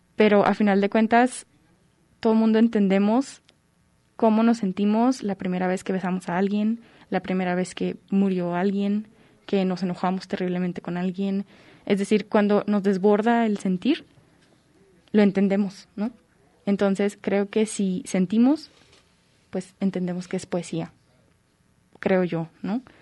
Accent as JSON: {"language": "Spanish", "town": "Tepatitlán de Morelos", "region": "Jalisco", "country": "Mexico", "tie": "born or raised there", "said": "yo nací en Tepatitlán de Morelos, Jalisco, como a una hora de aquí más o menos"}